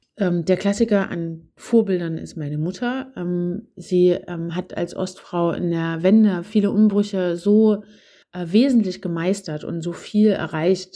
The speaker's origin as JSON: {"language": "German", "area": "Zwickau district", "region": "Saxony", "country": "Germany", "tie": "born or raised there", "said": "mein Aufwachsen auf dem Land in äh, Sachsen. Ähm, ich komme aus dem Zwickauer Land"}